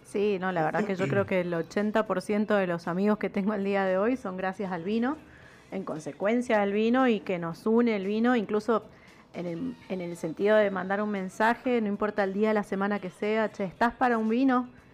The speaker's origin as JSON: {"language": "Spanish", "region": "Mendoza", "country": "Argentina", "accent": "tonada mendocina", "said": "nuestra tonada mendocina"}